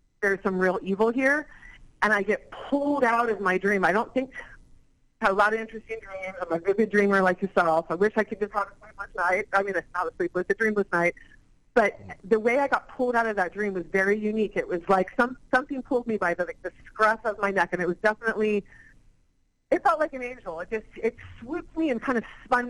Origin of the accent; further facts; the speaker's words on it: San Diego, California, United States; moved away; grew up in San Diego